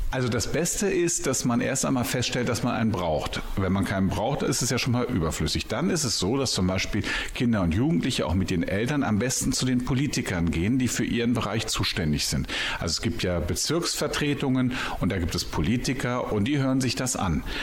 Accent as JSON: {"language": "German", "region": "Berlin", "country": "Germany", "tie": "born or raised there", "moved": "yes", "lives_now": "Bielefeld, Germany", "said": "wohne seit 20 Jahren in Bielefeld, bin aber eigentlich gebürtiger Berliner und über einige Umwege hierher gekommen."}